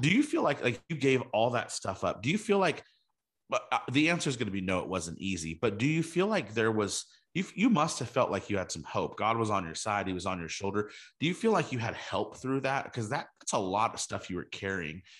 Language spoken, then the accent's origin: English; California, United States; we, we grew up in California together